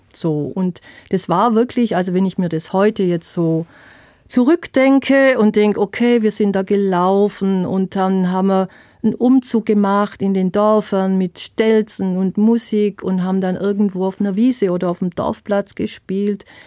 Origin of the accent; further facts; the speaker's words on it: Swabia, Germany; accent: Swabian; moved away as an adult; also born or lived in Palatinate; now in Herxheim, Germany; Ich bin Schwäbin, ich habe Schwäbisch auch äh, gespielt